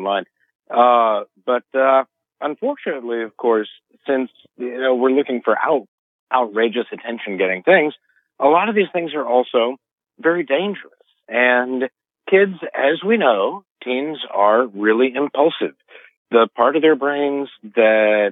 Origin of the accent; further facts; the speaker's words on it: Memphis, Tennessee, United States; In Memphis, Tennessee, which is my hometown